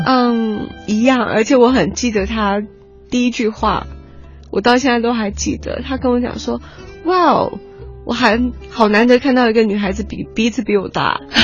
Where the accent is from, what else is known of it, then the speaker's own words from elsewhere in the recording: Alishan, Chiayi County, Taiwan; 因为我是在阿里山长大的小孩